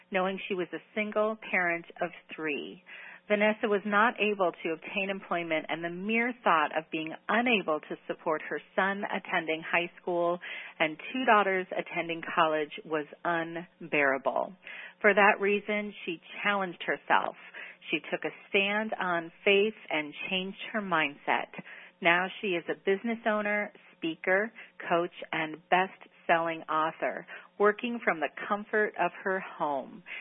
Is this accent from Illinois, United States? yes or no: yes; Chicago, Illinois, United States; I was born and raised in the Chicago area as well.